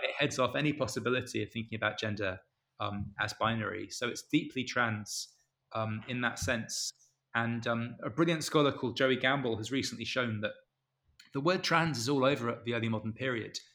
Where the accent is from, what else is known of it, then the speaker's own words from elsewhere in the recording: Canterbury, South East England, United Kingdom; I'm I'm from Canterbury